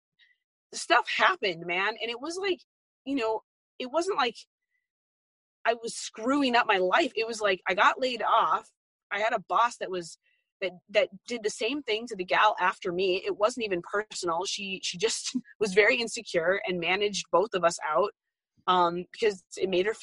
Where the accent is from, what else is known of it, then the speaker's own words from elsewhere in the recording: Arizona, United States; moved away; I grew up in Arizona